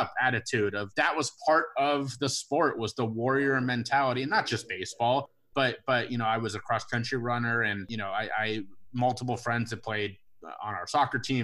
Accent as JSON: {"language": "English", "town": "Cincinnati", "region": "Ohio", "country": "United States", "tie": "born or raised there", "said": "I'm a Cincinnati guy. I grew up in Cincinnati, big Cincinnati Reds fan"}